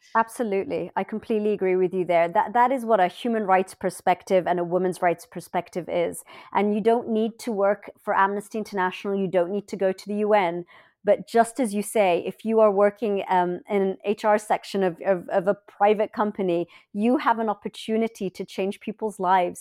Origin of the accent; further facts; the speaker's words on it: London, United Kingdom; moved away as an adult; I was born in London. My parents are Egyptian, and I lived in this really beautiful house